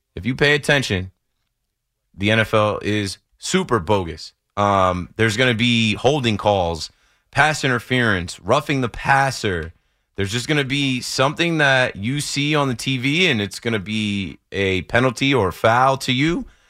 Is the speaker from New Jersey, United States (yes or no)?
yes; Ocean Township, New Jersey, United States; I grew up in Ocean Township